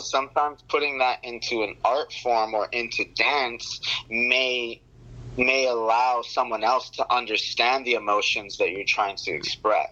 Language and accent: English; New York, United States; moved away; I'm from New York originally